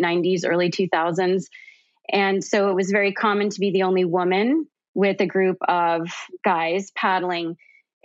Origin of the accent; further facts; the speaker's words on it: Canada; now in United States; I'm originally from Canada. I now live in the US